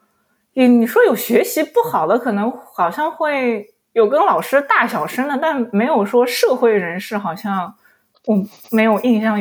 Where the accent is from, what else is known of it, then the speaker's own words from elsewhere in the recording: Shanghai, China; 其实我小时我是在那个闸北区长，那我是生在闸北闸闸闸北区。